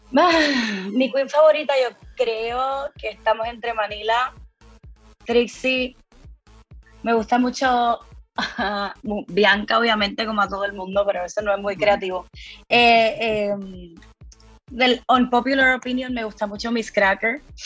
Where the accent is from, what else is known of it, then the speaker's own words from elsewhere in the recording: Puerto Rico; soy de Puerto Rico